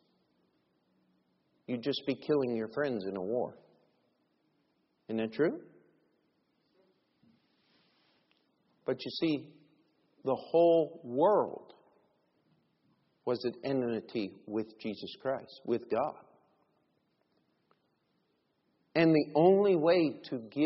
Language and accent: English; United States; I'm an American